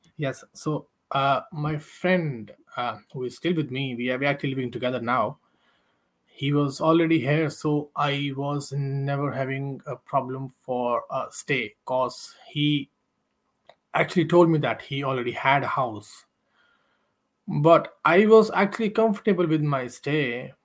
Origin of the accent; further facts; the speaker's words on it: India; moved away as an adult; now in Ireland; i'm from india